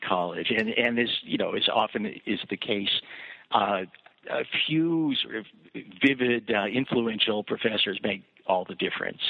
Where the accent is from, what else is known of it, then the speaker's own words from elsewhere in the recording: Kansas City, Missouri, United States; moved away; also born or lived in New Jersey / Chapel Hill, North Carolina / Ann Arbor, Michigan; I grew up in Kansas, uh, uh, in Kansas City, Missouri